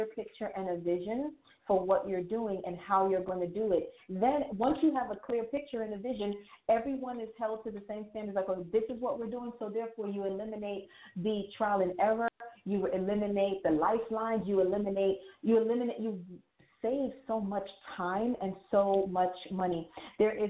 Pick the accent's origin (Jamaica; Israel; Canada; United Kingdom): Jamaica; I am Jamaican West Indies, right? So as a Jamaican